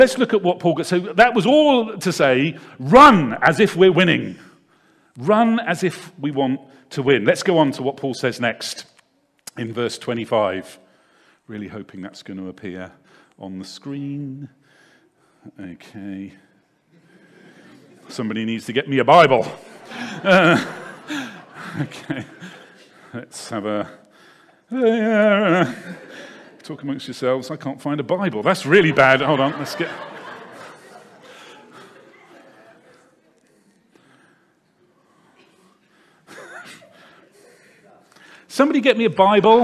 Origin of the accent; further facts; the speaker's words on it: Devizes, South West England, United Kingdom; I grew up in a town not too far away from here called Devizes, which is probably about 40 minutes drive away.